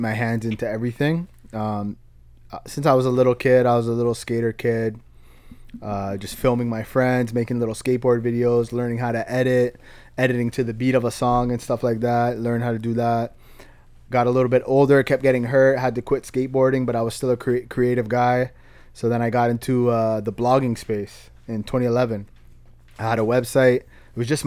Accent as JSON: {"language": "English", "town": "London", "region": "Ontario", "country": "Canada", "tie": "born or raised there", "said": "That's my hometown, man. I love that place"}